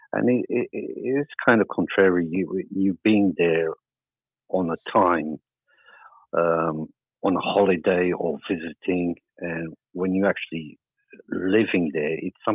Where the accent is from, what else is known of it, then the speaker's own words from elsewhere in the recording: Funchal, Madeira, Portugal; I'm from Madeira. Well, that's where I was born